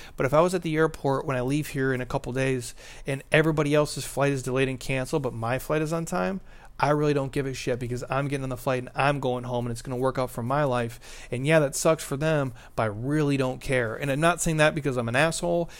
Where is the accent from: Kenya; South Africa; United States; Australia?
United States; Minnesota; I'm from Minnesota